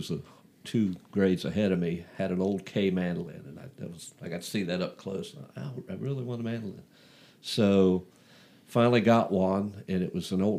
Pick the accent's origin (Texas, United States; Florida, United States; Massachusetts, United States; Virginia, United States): Virginia, United States; Manassas; I grew up in Northern Virginia, Manassas.